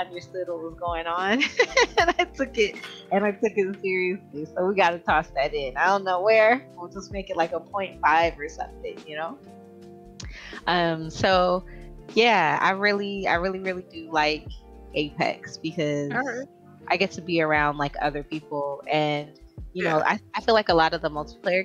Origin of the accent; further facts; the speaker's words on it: Jamaica; I'm Jamaican